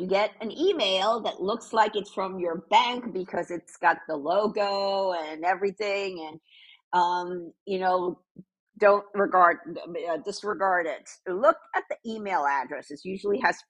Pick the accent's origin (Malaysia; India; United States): United States; New York; moved away; also born or lived in Vermont; I grew up in New York. I went to college in Vermont